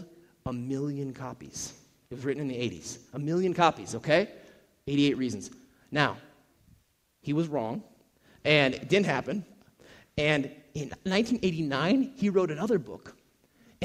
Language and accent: English; Minnesota, United States; moved away; I'm originally from Minnesota, and so, our football team is the Vikings